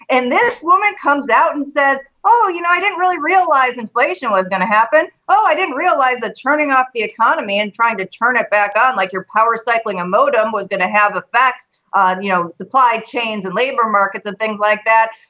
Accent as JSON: {"language": "English", "town": "Chicago", "region": "Illinois", "country": "United States", "said": "I'm from Chicago, so we have the Bears and the Bulls."}